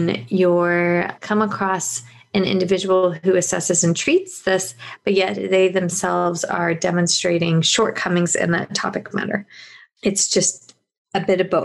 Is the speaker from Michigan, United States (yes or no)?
no; Virginia, United States; now in South Carolina, United States; I am not from South Carolina. I'm from Virginia